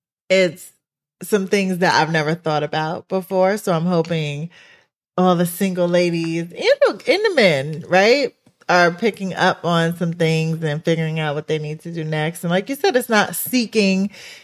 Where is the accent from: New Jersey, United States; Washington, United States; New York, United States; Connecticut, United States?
New York, United States; I'm from New York.